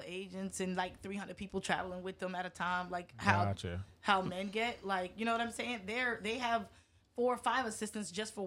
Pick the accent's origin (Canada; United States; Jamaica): United States; New York; also born or lived in Florida; now in Orlando, United States; growing up in New York, you see a lot of different cultures